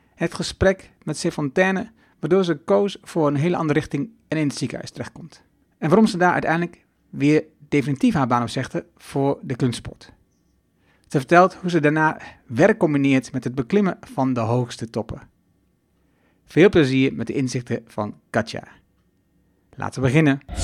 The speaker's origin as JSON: {"language": "Dutch", "area": "Twente", "region": "Overijssel", "country": "Netherlands", "moved": "yes", "lives_now": "Achterhoek, Netherlands", "said": "ik kom uit Twente, woon nu in eh, ehm, eigenlijk de Limers, maar laten we zeggen de Achterhoek"}